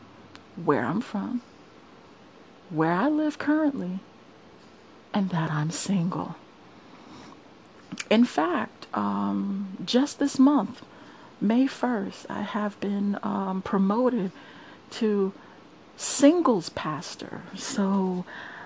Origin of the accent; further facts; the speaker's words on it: New York City, New York, United States; moved away as an adult; I'm from Brooklyn, New York. I am a born and bred native New Yorker.